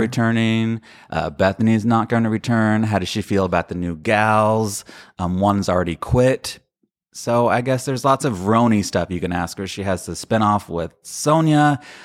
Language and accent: English; Sicily, Italy; I am from Sicily